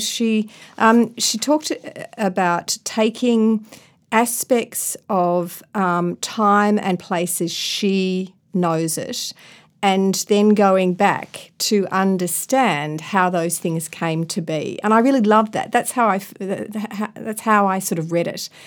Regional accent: Ballarat, Victoria, Australia; also born or lived in Melbourne / Sydney; I come from Melbourne, grew up in Ballarat

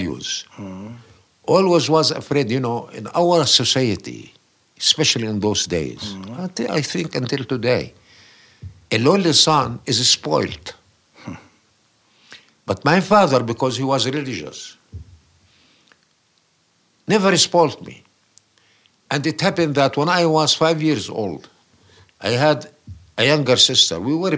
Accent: Nablus, West Bank, Palestine; now in Amman, Jordan; I was born in 1933 in a city in the West Bank called Nablus. My father was a laborer in the soap industry. My hometown, Nablus

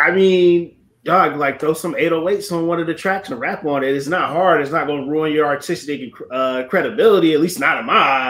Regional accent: the South, United States; I'm from the South, so bias all intended

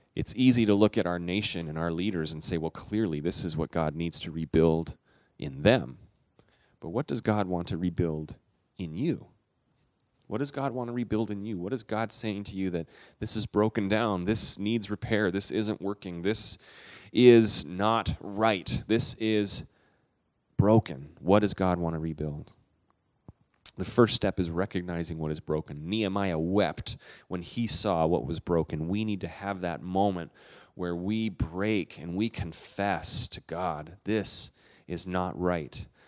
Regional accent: Canada; I'm a Canadian

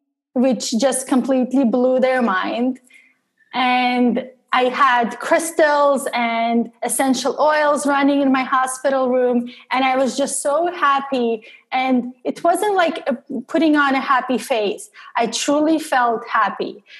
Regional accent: Russia; English is a second language; I'm an outsider and I have an accent in English and I'm originally from Russia and I have an accent in Russian as well.

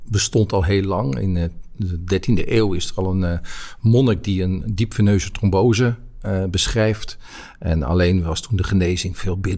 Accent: Netherlands; also born or lived in Brabant / Rotterdam / Amsterdam / Groningen; ik ben Nederlander. Ik heb overal in Nederland gewoond.

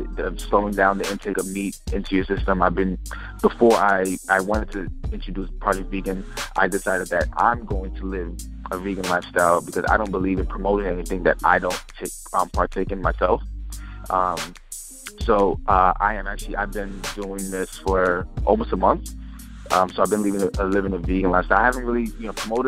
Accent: New York City, New York, United States; I was born and raised in New York City

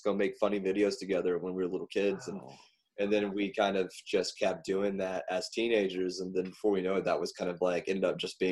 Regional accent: the South, United States; growing up in the South

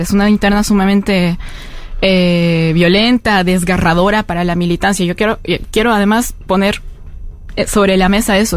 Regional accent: La Paz, Bolivia; yo vengo de La Paz, que es la sede de, gobierno en Bolivia

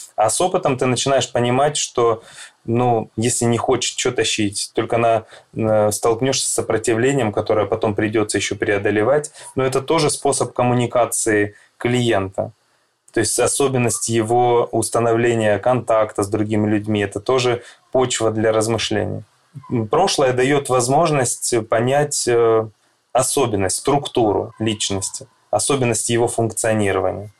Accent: Krasnodar, Krasnodar Krai, Russia; also born or lived in Saint Petersburg; я из Краснодара, психолог

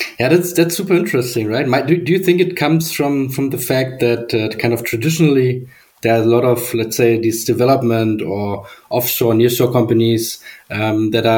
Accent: Germany; I'm from Germany, so I'm quite used to the, let's say, engineering or German engineering culture.

